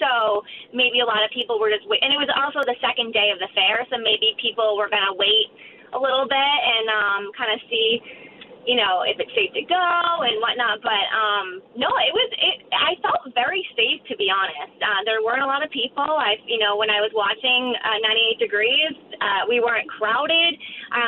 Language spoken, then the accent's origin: English; Boston, Massachusetts, United States; born and raised in Boston